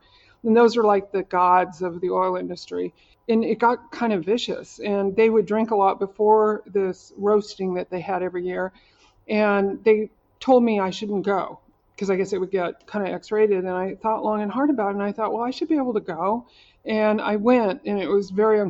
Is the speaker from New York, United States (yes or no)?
no; Oklahoma, United States; I'm from Oklahoma. I went to school in Oklahoma